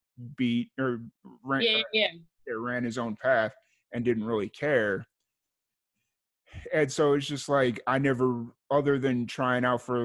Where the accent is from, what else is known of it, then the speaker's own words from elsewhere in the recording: Lansing, Illinois, United States; I grew up in Lansing, Linwood, Chicago Heights area.